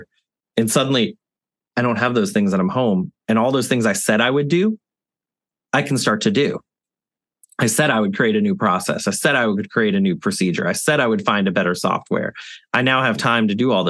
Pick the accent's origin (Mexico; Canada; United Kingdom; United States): United States; the South; now in New Orleans, United States; I'm a Southerner